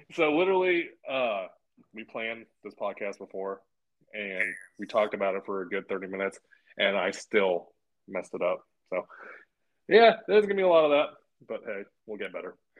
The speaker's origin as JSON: {"language": "English", "area": "the Bay Area", "region": "Northern California", "country": "United States", "said": "… and I are both from California"}